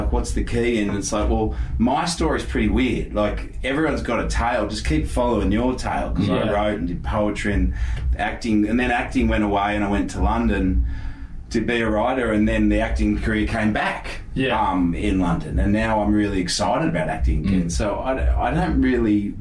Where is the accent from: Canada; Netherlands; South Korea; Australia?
Australia; Cronulla, New South Wales; I was from Cronulla